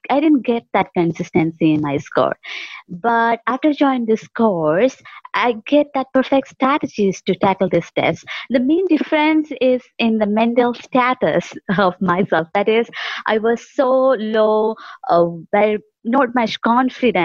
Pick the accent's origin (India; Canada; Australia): India; Kerala; English is a second language; I'm from Kerala, India.